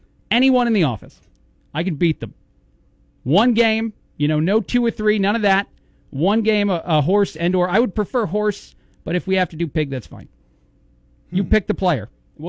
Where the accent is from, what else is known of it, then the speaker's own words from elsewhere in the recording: East Coast, United States; accent: New York; now in Bloomington, United States; I'm from the East Coast.